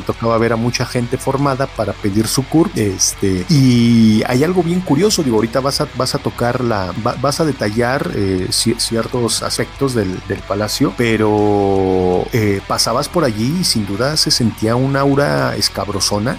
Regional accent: Mexico; nuestra historia como mexicanos

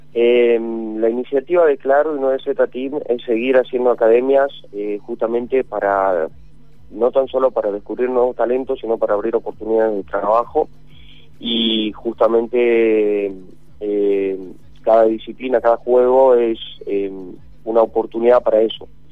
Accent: Tucumán, Argentina; yo, por ejemplo, soy de Tucumán

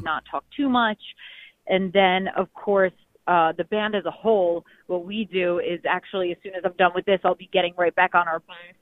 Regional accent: New York City, New York, United States; also born or lived in North Jersey; I'm actually from Manhattan. I'm from New York okay. City, born there

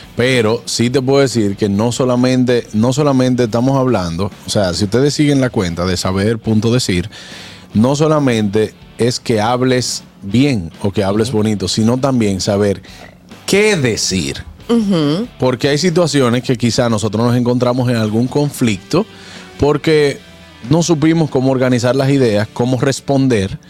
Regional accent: Dominican Republic; con nosotros como dominicanos

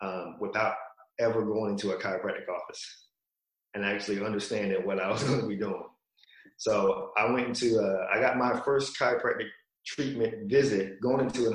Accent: Virginia, United States; moved away as an adult; I'm from Virginia originally

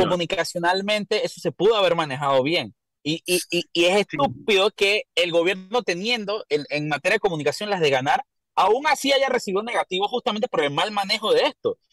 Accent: Panama

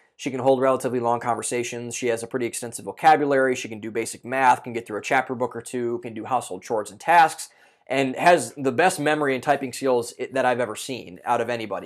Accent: Ohio, United States; moved away; I'm from Ohio originally, so I was still living with my parents at the time

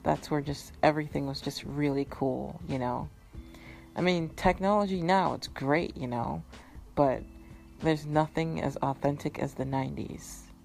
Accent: Massachusetts, United States; also born or lived in Florida / Minnesota; I grew up in Massachusetts where I gave it a nickname, Alaska Chusetts, because it's always cold.

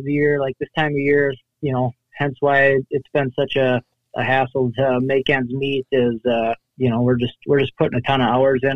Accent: La Crosse, Wisconsin, United States; I'm from La Crosse, Wisconsin, kind of right on the Mississippi

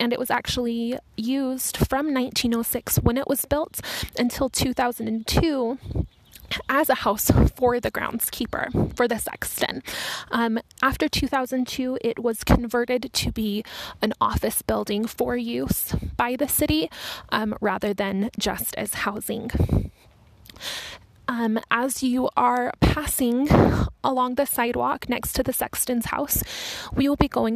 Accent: Utah, United States; someone who's lived in Utah for all her life

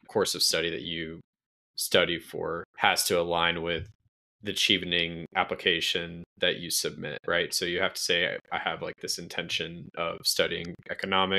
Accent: United States; as an American

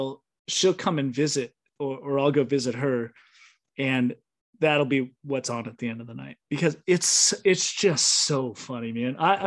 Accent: Illinois, United States; I grew up, I'm from Illinois, so I grew up a Bulls fan.

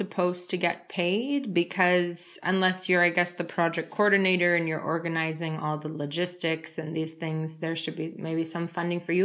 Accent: United States; moved away as an adult; also born or lived in Moldova; now in Spain; even though I'm from the United States

